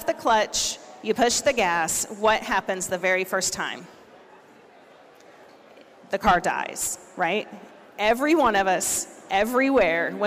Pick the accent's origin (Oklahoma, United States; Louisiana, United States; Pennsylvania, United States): Oklahoma, United States; I'm from Oklahoma